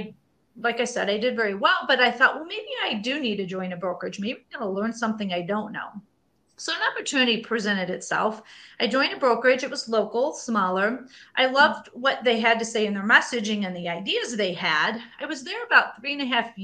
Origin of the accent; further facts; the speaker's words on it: Indiana, United States; I grew up in a very small town in Indiana.